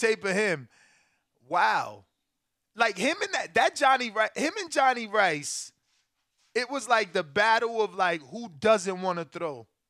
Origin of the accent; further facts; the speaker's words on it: Newark, New Jersey, United States; also born or lived in Elizabeth, New Jersey; I'm definitely from North Nork, over where the poppies be.